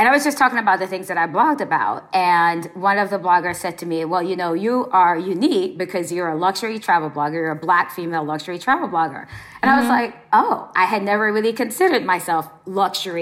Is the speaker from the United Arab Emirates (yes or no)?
no; Jamaica; moved away; We're from Jamaica originally